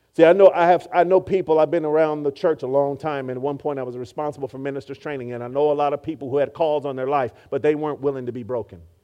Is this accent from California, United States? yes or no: yes; Oakland, California, United States; I grew up in Oakland, California